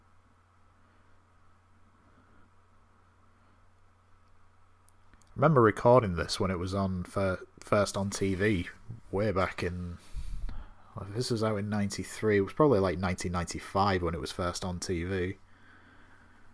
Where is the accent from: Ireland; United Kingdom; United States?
United Kingdom; the north of England; I'm from the North of England